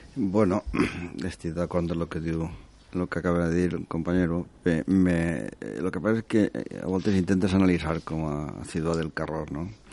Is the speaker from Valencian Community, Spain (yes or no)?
yes; Valencian Community, Spain; a mi, com a valencià